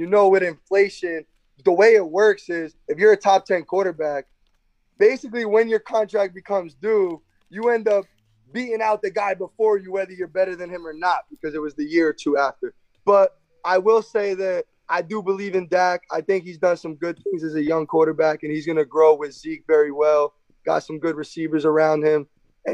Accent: Garfield, New Jersey, United States; being a Garfield guy, oldest of four

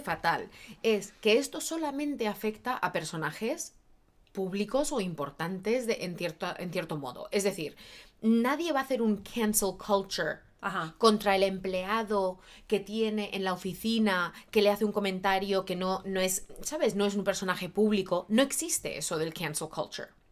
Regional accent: Barcelona, Catalonia, Spain; also born or lived in Madrid, Spain; now in Los Angeles, United States; Yo nacida, criada en España, catalana de origen, técnicamente en Barcelona, pero luego en Madrid y luego eh, aquí

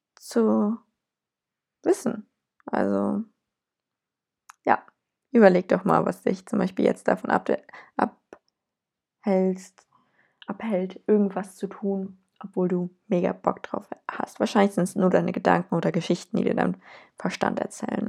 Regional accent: Cologne, North Rhine-Westphalia, Germany; ich komme aus Köln

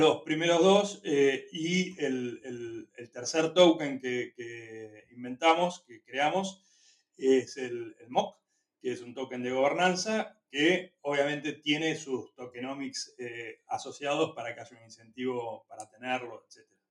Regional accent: Argentina; also born or lived in Chile; somos argentinos

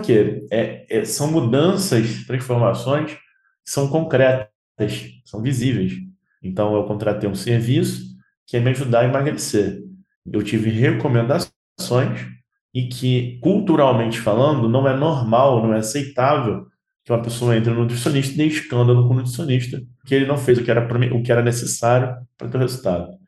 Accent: Rio de Janeiro, Brazil; now in Minas Gerais, Brazil; Moro aqui em Minas, eu sou carioca

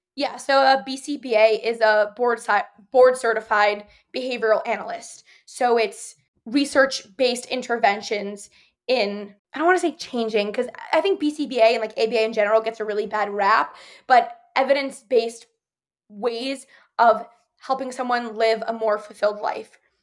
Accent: Ridgewood, New Jersey, United States; I'm from Ridgewood, New Jersey

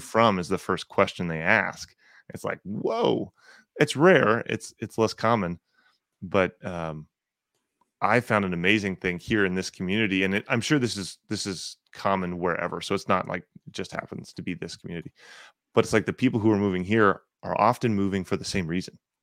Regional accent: North Texas, United States; I grew up in North Texas

